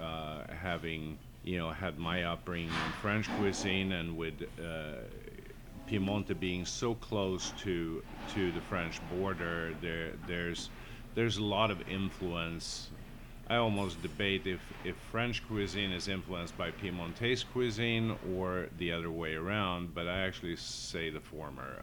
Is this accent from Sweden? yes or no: yes; Sweden; also born or lived in Southern California / Napa Valley; now in San Francisco, United States; Being Swedish